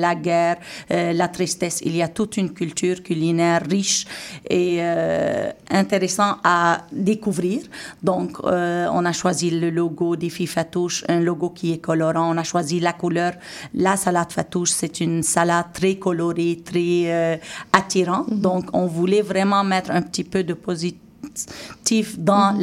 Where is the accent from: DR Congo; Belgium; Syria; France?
Syria; now in Montreal, Canada; en tant que Syrienne et en tant que Québécoise